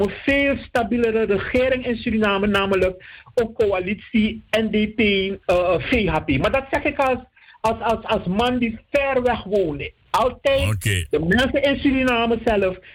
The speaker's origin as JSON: {"language": "Dutch", "country": "Netherlands", "said": "ik ben ook onder jurisdictie van de Nederlandse wet als Nederlander."}